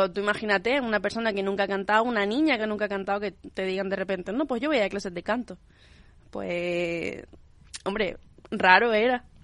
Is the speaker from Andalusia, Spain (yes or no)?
yes; Alhaurín de la Torre, Andalusia, Spain; A Alaurín de la Torre.